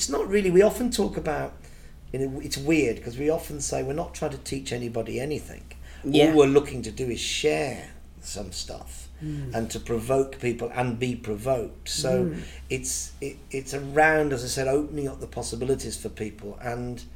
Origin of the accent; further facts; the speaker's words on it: Birmingham, West Midlands, United Kingdom; I was born in Birmingham. There was no show business in my family at all. My mum was a dinner lady.